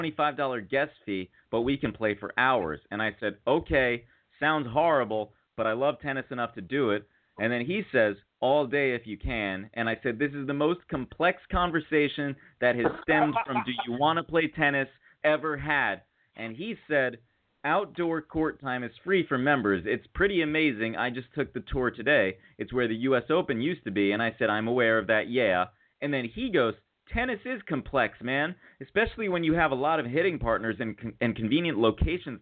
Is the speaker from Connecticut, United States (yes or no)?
yes; New Haven, Connecticut, United States; now in New York, United States; growing up in New Haven, go play at Cross, go play at Edgewood